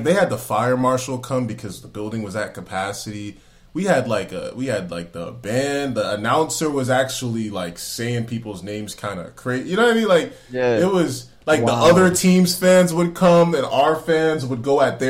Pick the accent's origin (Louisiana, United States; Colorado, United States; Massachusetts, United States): Massachusetts, United States; Boston; I was born in Boston. The connection, I mean, it's strong as hell. Like you grow up in a Nigerian household